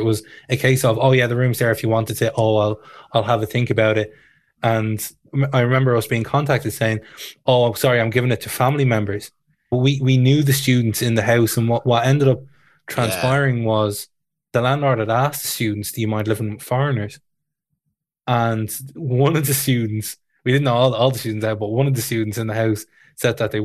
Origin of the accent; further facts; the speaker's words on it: Tallaght, Leinster, Ireland; Growing up in Tala